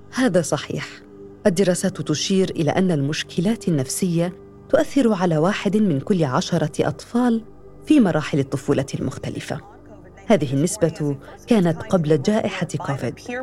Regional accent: Aleppo, Aleppo Governorate, Syria; من حلب

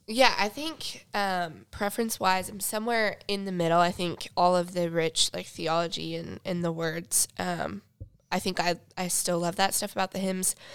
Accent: Sutton, Nebraska, United States; moved away as an adult; also born or lived in Phoenix, Arizona; I grew up in Sutton, Nebraska

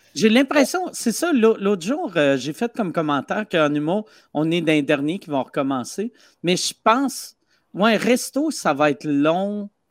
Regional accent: Quebec City, Quebec, Canada; je viens de Québec.

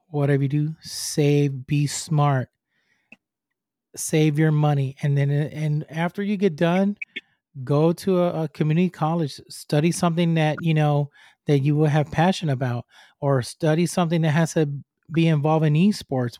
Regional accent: Puerto Rico; English is a second language; moved away; I'm from Puerto Rico, I'm from the island

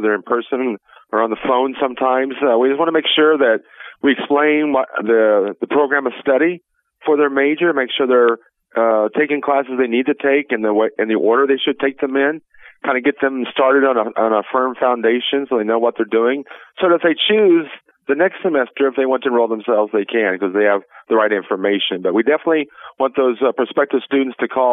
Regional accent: McDonald County, Missouri, United States; I'm a local person. I grew up in McDonald County

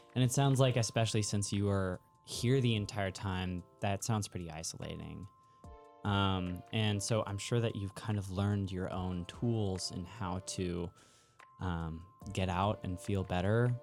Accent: Bay Area, California, United States; I'm a Bay Area kid

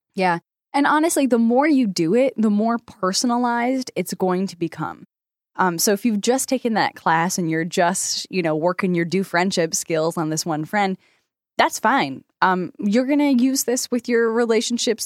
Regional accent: United States; I am so American

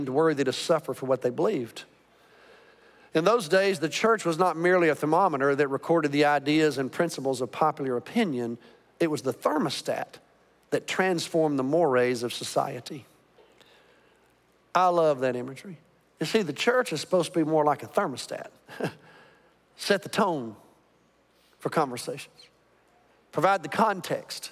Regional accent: Birmingham, Alabama, United States; now in Arlington, United States; I grew up in Birmingham, Alabama during the Civil Rights era

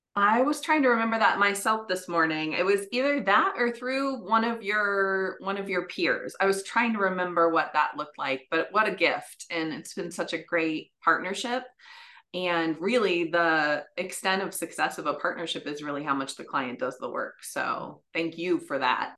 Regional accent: West Lafayette, Indiana, United States; I actually grew up in West Lafayette

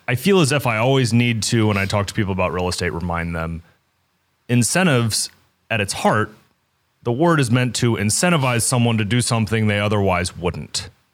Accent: Kansas City, Missouri, United States; I grew up in Kansas City.

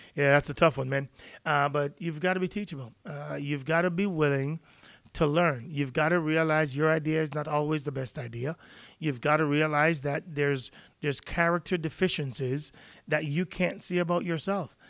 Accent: Jamaica; now in United States; I'm from Jamaica

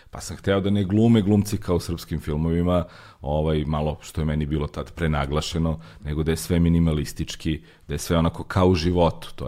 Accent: Belgrade, Serbia; Ja nisam odrastao baš u blokovima, ali sam odrastao kod fontane, dosta blizu. Imao sam jako puno prijatelja u blokovima

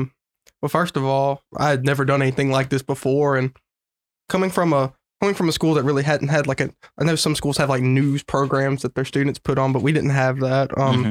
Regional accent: Winfield, Louisiana, United States; So I'm from a small town in Wynn Parish called Winfield, Louisiana.

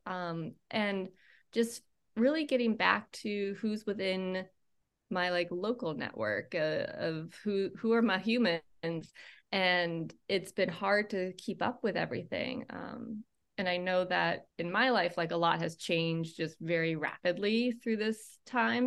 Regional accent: Maine, United States; I grew up in Maine

